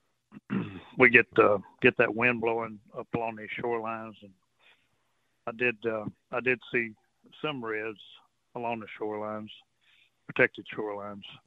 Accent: Port Arthur, Texas, United States; also born or lived in Port O'Connor, Texas; I've grown up on the coast all my life, you know. Right. I grew up in Port Arthur

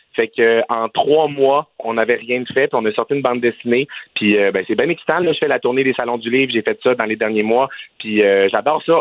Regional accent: Quebec, Canada; je viens du Saguenay-Lac-Saint-Jean

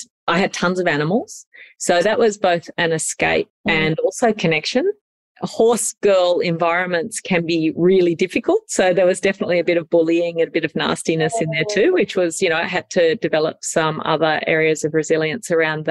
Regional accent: Sydney, New South Wales, Australia; So I grew up in Sydney.

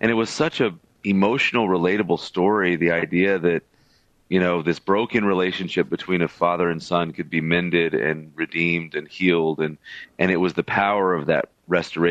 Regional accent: Birmingham, Alabama, United States; I was born and raised in Birmingham, Alabama. That's my hometown

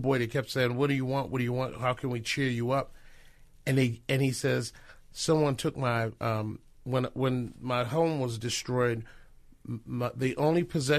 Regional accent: Baltimore, Maryland, United States; born there; I am born on the East Coast. So I was born in Baltimore and moved here about 27 years ago.

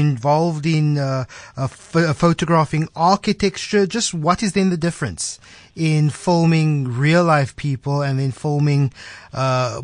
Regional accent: Cape Town, Western Cape, South Africa; I'm from Cape Town. I'm from the South Peninsula

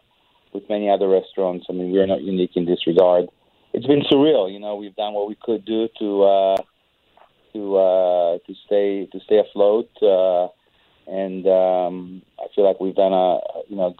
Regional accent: Israel; moved away; I'm an immigrant, and I see what the kind of things that are happening in my home country of Israel.

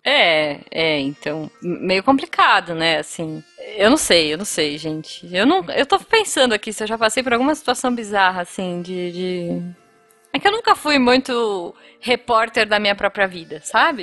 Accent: Brazil; eu sou do Brasil.

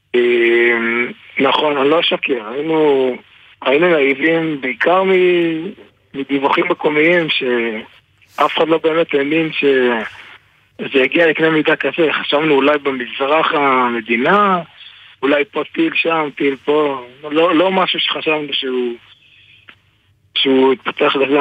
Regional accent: Israel; moved away as an adult; now in Boyarka, Ukraine; אני ישראלי

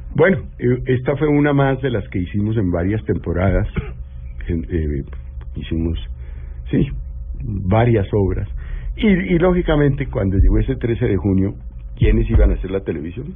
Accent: Colombia; born or raised there

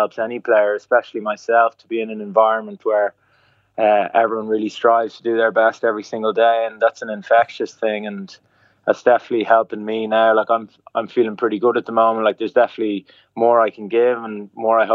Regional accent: Dublin, Leinster, Ireland; moved away as an adult; I'd never really lived outside of the bubble of, say, Dublin

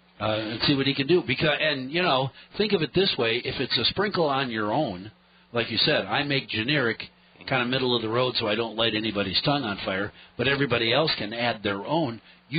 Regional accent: Michigan, United States; moved away; also born or lived in New Hampshire; my dad's from Michigan, I grew up in Michigan, where beans are an occasional member of the family

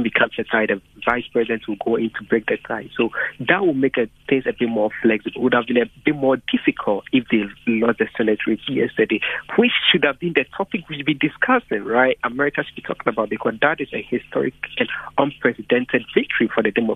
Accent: Ghana; now in United States; I'm from Ghana originally

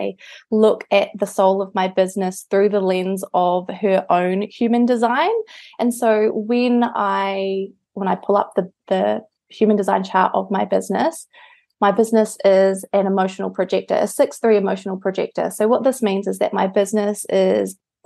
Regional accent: New Zealand; moved away; I'm from New Zealand

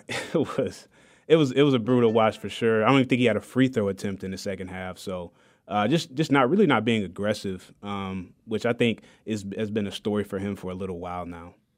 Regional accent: Detroit, Michigan, United States; now in Wichita, United States; I'm born and raised in Detroit, Michigan

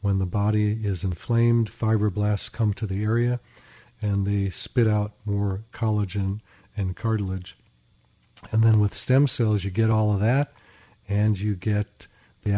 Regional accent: Chicago, Illinois, United States; I grew up in Chicago

